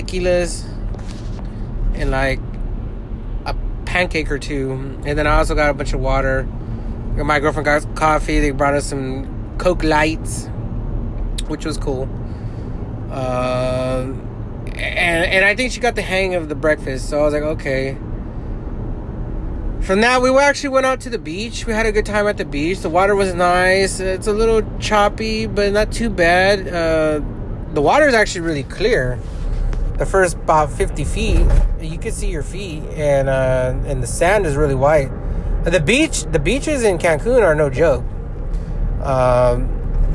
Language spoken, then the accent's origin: English; California, United States; We're from California